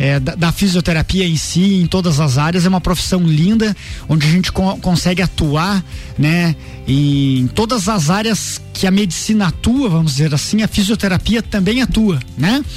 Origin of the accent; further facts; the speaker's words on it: Lages, Santa Catarina, Brazil; also born or lived in Caçador; eu sou natural de, da cidade de Caçador, mas com um, dois aninhos meus pais vieram aqui para Lages e eu, eu vim junto